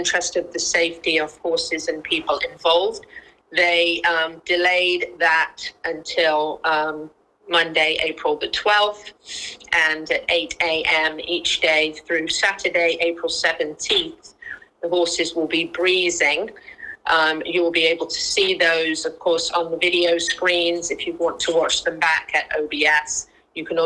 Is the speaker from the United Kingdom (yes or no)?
yes; United Kingdom; I don't roll my R's because I'm a Brit.